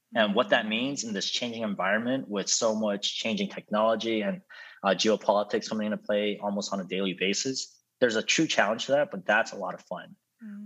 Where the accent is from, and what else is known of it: United States